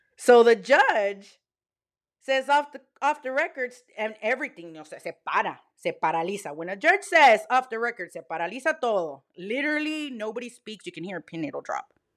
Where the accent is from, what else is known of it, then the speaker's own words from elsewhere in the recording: Texas, United States; I'm from Texas. Y'all, like, born and raised Texan